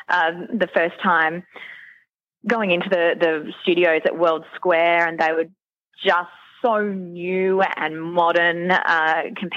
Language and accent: English; Queensland, Australia; moved away as an adult; also born or lived in Sydney; I was from Queensland